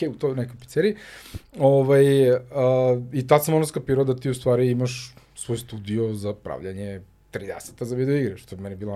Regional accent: Serbia; ja mislim da kod nas u Srbiji to je definitivno, ja ne znam da li postoji neko ko ne zna šta je Tetris

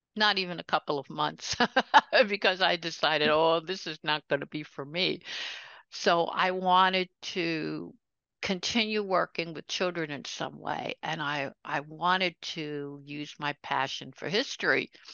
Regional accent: New York City, New York, United States; also born or lived in Brooklyn, New York; I was born in Brooklyn, New York. but grew up right over the border in Queens, New York

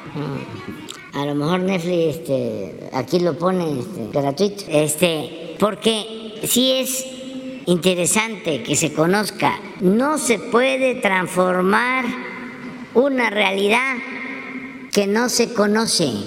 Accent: Mexico; somos los mexicanos

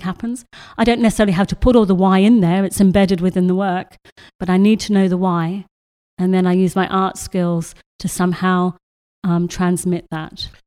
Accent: Australia; moved away; I grew up in Australia

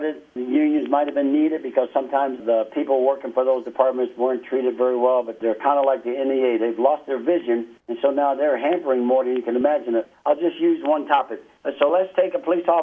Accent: New York City, New York, United States; moved away as an adult; also born or lived in Fayetteville, West Virginia; now in Albuquerque, United States; I was born in Fayetteville, West Virginia, but my mom moved while I was a little baby. We moved to New York City, so I was raised in New York City from 3 months old further.

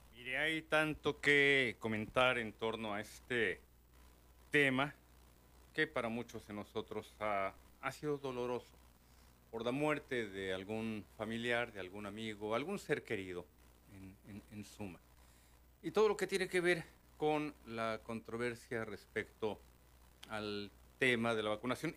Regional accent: Mexico City, Mexico; tanto tú como yo somos nativos de Chilangolandia

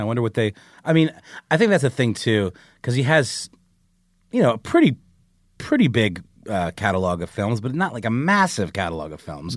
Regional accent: Augusta, Georgia, United States; my hometown of Augusta, Georgia

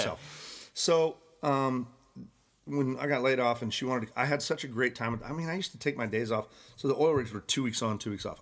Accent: Santa Barbara, California, United States; moved away as an adult; also born or lived in Cayucos, California; I was born and raised in Santa Barbara, California

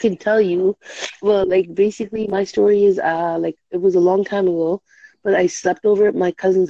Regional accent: Canada; I'm from Canada. No, I'm from Canada.

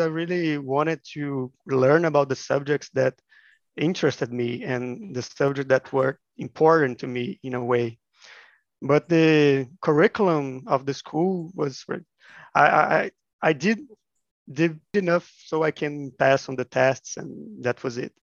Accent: Minas Gerais, Brazil; I'm from Minas Gerais, which is a state of Brazil

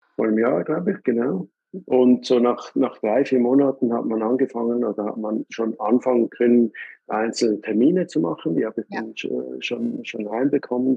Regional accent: Switzerland; bei uns in der Schweiz

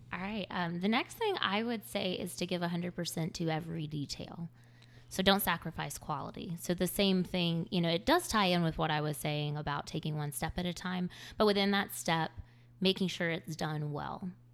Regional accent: Greer, South Carolina, United States; moved away as an adult; now in Charleston, United States; I moved here from the upstate of South Carolina. I grew up in Greer, and I moved here for school at Charleston.

